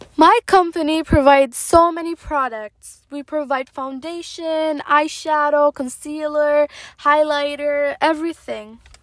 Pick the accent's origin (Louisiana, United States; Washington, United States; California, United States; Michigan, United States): Michigan, United States; moved away as an adult; now in Dubai, United Arab Emirates; I was born in Michigan and I lived in Michigan for about my teenage years, my college years